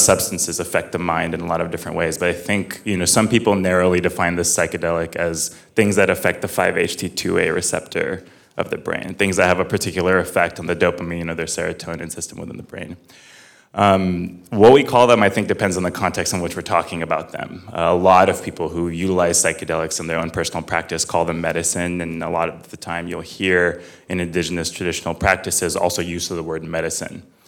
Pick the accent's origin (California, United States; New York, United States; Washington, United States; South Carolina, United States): California, United States; Fresno; I grew up in Fresno, California